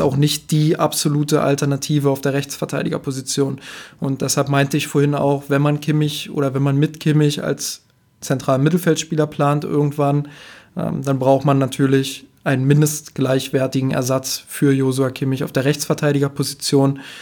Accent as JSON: {"language": "German", "town": "Potsdam", "region": "Brandenburg", "country": "Germany", "said": "ich komme aus Potsdam"}